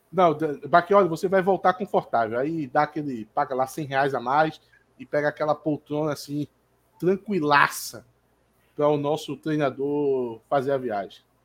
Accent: Jordão, Pernambuco, Brazil; eu sou do Jordão e aqui é a terra do, do, dos poços artesianos e dos caminhões pipa

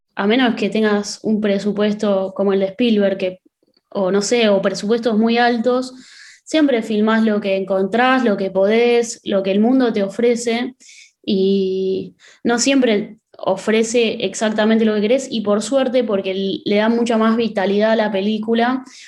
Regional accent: Pilar, Buenos Aires Province, Argentina; yo soy de Pilar

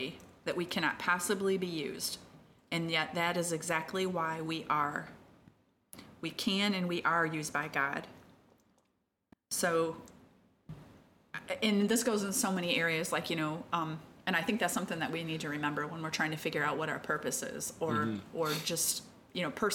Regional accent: Midwest, United States; moved away as an adult; now in South Carolina, United States; I'm a Yankee. I'm from the Midwest.

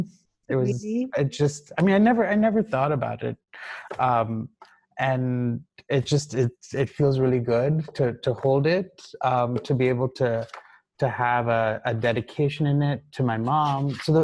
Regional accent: Ghana; but you and I grew up together in Ghana, right?

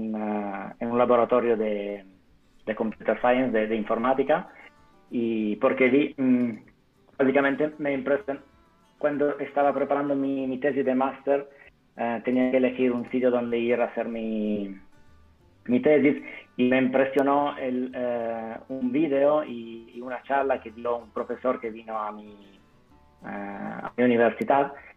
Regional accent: Italy; Spanish is a second language; moved away; also born or lived in Turin; yo soy italiano

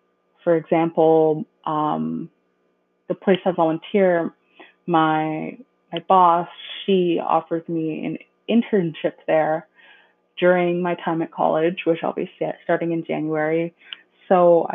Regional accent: Mississauga, Ontario, Canada; I was born in Mississauga, Ontario

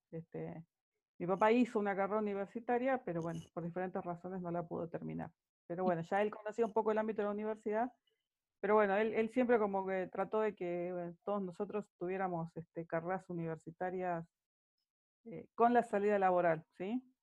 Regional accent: San Salvador de Jujuy, Jujuy, Argentina; also born or lived in Tucumán; nací en San Salvador de Jujuy. Soy jujeña, soy jujeña de nacimiento.

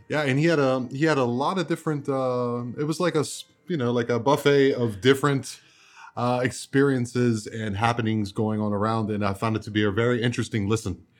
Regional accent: Baltimore, Maryland, United States; moved away; also born or lived in Germany; I'm from Baltimore, Maryland originally

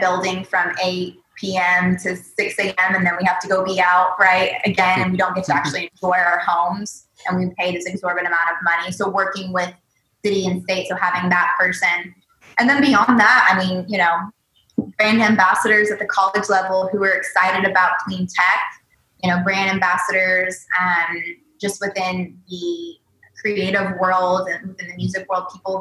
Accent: the South, United States; moved away as an adult; now in California, United States; I am a Southerner

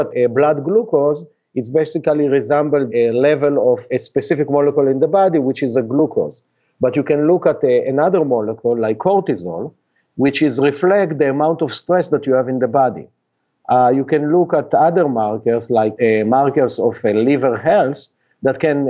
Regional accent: Israel; English is a second language; moved away as an adult; now in United States; you can hear from my accent that I'm not a Native American, and I actually was born and raised in Israel

